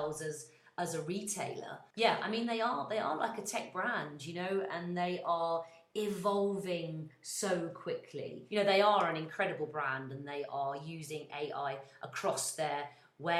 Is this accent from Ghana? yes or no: no; United Kingdom; I'm British and very proud of it